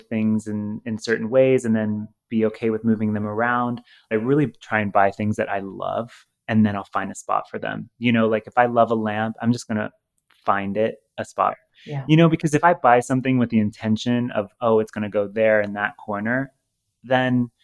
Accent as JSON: {"language": "English", "region": "Ohio", "country": "United States", "tie": "born or raised there", "moved": "yes", "said": "Growing up in Ohio with Midwestern values"}